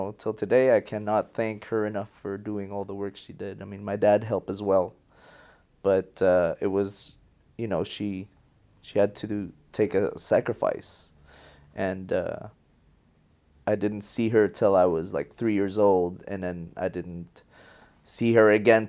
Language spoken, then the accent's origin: English; Montreal, Quebec, Canada; also born or lived in Philippines; I was born in the Philippines and grew up in Montreal.